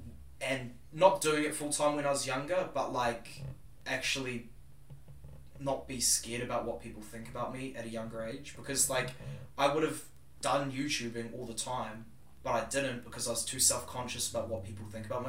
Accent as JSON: {"language": "English", "town": "Whangarei", "region": "Northland", "country": "New Zealand", "tie": "born or raised there", "moved": "as an adult", "lives_now": "Auckland, New Zealand", "said": "We lived in Onehunga. And then we moved to Whangarei at the age of 4. We moved into a house called Harris Road. Went to Glenbevie in our primary school. Went there for 6 years, from year 1 to 6. Lived in Whangarei for most of my life."}